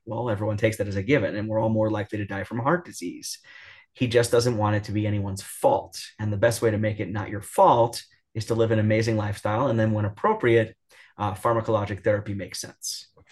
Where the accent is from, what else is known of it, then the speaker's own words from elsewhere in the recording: New York, United States; I'm from New York